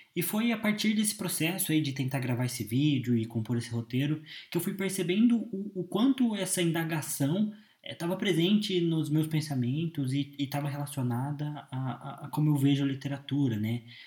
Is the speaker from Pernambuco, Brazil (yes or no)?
no; Curitiba, Paraná, Brazil; eu tenho 22 anos, sou de Curitiba